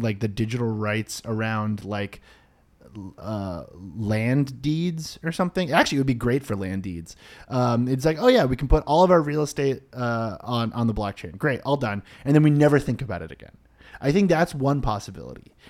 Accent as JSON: {"language": "English", "town": "Boston", "region": "Massachusetts", "country": "United States", "tie": "born or raised there", "said": "I grew up in the Boston area."}